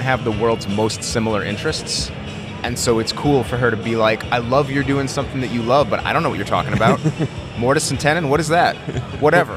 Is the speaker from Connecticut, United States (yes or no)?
yes; Connecticut, United States; moved away as an adult; also born or lived in Merced, California; now in Cleveland, United States; I'm from Connecticut originally, so's my wife